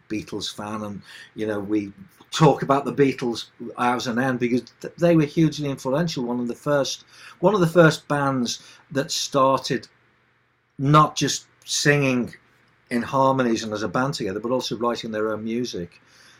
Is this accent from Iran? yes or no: no; Liverpool, North West England, United Kingdom; I'm from Liverpool, England.